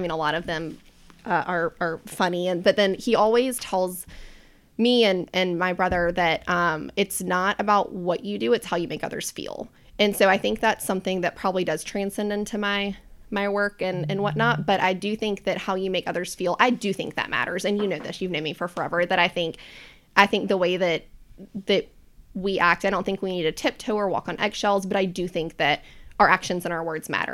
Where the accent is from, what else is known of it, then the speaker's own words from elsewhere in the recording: Charlotte, North Carolina, United States; I'm a native charlatan. So I was born and raised here.